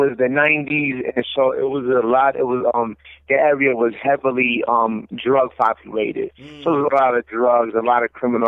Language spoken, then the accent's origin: English; New Jersey, United States; moved away as an adult; also born or lived in New York City, New York; now in Orlando, United States; I was born in New York City, Washington Heights, New York City, and raised in New Jersey. And I'm currently in Orlando, Florida